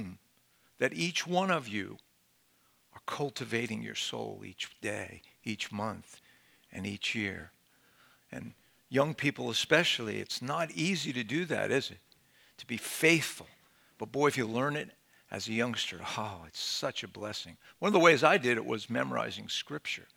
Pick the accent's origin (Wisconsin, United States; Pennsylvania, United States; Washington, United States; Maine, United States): Pennsylvania, United States; Philadelphia; I'm from Philadelphia